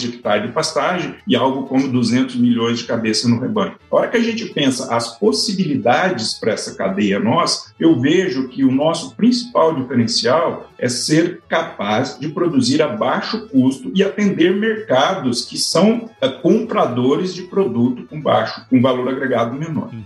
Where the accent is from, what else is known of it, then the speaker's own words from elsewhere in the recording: Araçatuba, São Paulo, Brazil; Eu, eu nasci em Aracatuba, no interior de São Paulo, uma cidade com muita tradição na pecuária